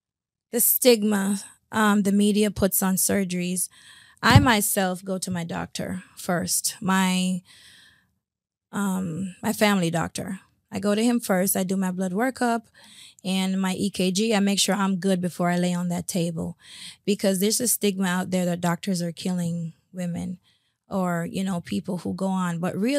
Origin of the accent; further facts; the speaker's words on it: Jamaica; I'm Jamaican. I like to eat bones.